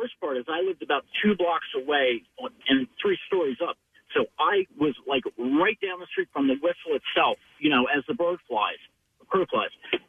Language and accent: English; Burlington, New Jersey, United States; I grew up in Burlington City and New Jersey.